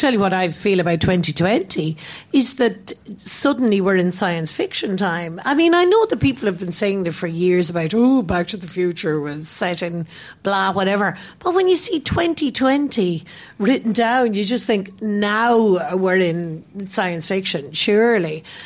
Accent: Ireland; Like I grew up in Ireland, although I've lived away from there for so many decades and years and decades and moments and everything.

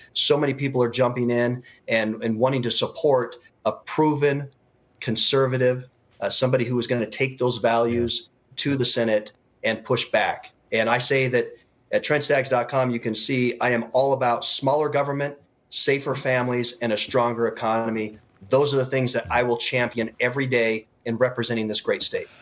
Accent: Utah, United States; I'm actually from Utah.

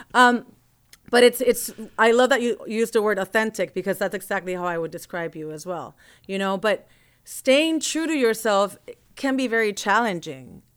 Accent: Puerto Rico; growing up in Puerto Rico with all the Afro-Caribbean sounds

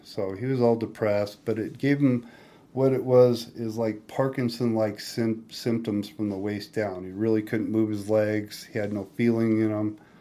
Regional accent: Spokane, Washington, United States; Spokane, Washington

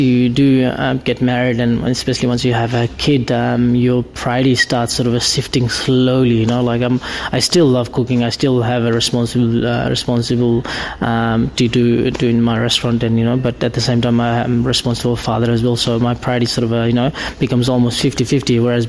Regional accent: Kathmandu, Bagmati, Nepal; English is a second language; now in Australia; people think I live in bottom of Mount Everest. You know, but I'm from Kathmandu, and you know, the Himalayas are quite far from there

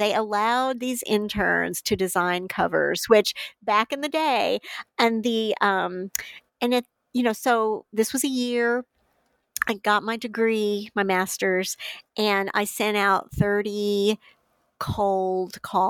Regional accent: Illinois, United States; And then I was at University of Illinois Press back in the state, my home state, as marketing director

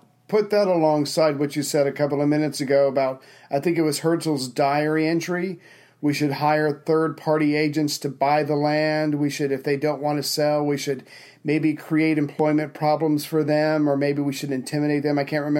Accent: Charleston, South Carolina, United States; I'm from Charleston, South Carolina.

